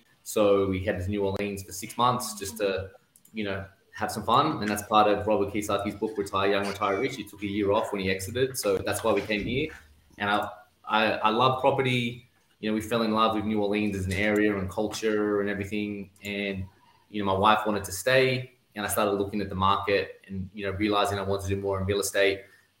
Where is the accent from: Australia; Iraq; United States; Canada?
Australia; accent: Aussie; I definitely stand out as an Australian. But I think when I speak to Australians, they're like, what is this dude talking about? Because I still have the Aussie accent, but I say a whole bunch of different words and different inflections.